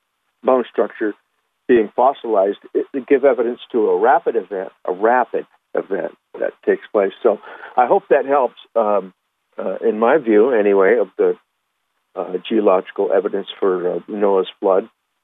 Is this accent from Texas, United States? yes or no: no; Huntington Beach, California, United States; I grew up in Huntington Beach, California. Plenty of jellyfish would wash up on the shore.